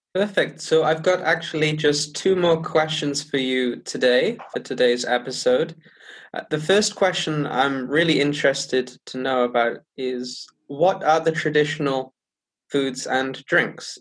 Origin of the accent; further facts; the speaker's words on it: United Kingdom; as a British person